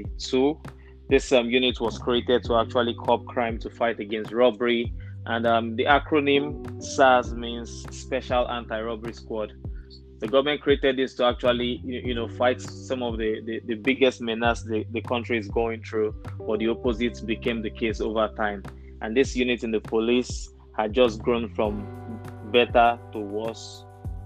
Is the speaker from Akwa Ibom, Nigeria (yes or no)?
no; Edo, Nigeria; now in Chicago, United States; There's Benin and there's Esan, and I'm from the Esan part of Edo State anyway.